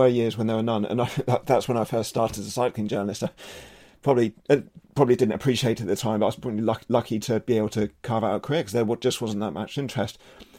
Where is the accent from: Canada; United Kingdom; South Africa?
United Kingdom; And as a British cycling fan, I remember the lean year when I first got into the sport